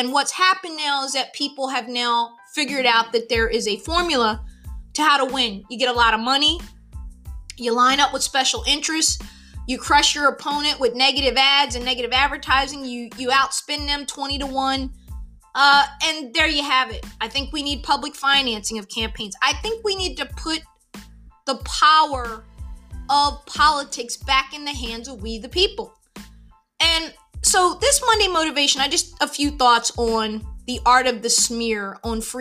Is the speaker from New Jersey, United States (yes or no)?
yes; southern New Jersey, United States; moved away; also born or lived in Munich, Germany; I grew up actually in southern New Jersey. My father was in the military. I was born in Munich, Germany. And then we went back to where he grew up in South Jersey, and that's where I was raised primarily.